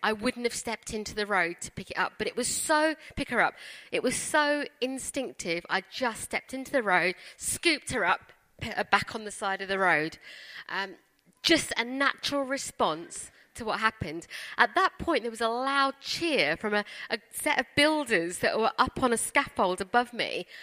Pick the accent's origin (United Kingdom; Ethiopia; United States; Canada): United Kingdom; London; also born or lived in India; we come from Wimbledon